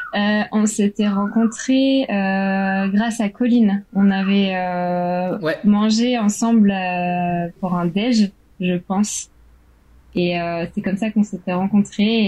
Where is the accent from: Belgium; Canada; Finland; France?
France; moved away as an adult; also born or lived in Shanghai, China; now in Thailand; je suis française